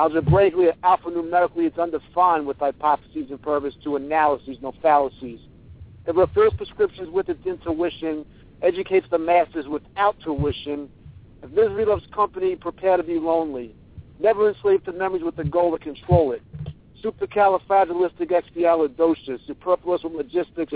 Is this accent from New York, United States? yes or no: yes; New York, United States; accent: New York; you walk around here, and everybody talks the way